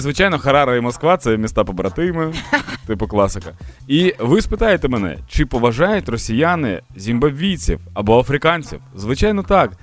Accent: Ukraine; Ми з вами, українці

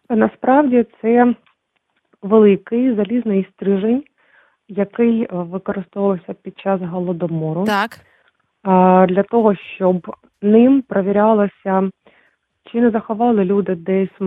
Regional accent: Zmiiv, Kharkiv Oblast, Ukraine; Я з маленького міста під е, Харківом.

